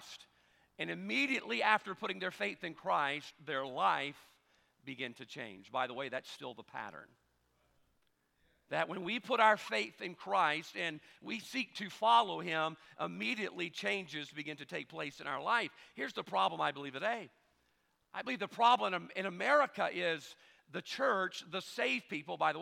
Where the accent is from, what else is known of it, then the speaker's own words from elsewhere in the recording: South Mississippi, United States; We're different in our own way here in South Mississippi as well